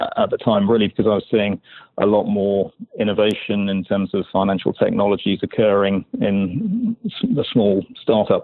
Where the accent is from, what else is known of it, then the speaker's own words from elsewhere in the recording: London, United Kingdom; moved away as an adult; now in New York, United States; Originally from London, yeah. I've been here 12 or so years.